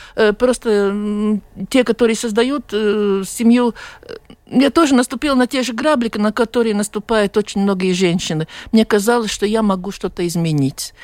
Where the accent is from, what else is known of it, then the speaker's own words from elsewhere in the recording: Latvia; я была из Латвии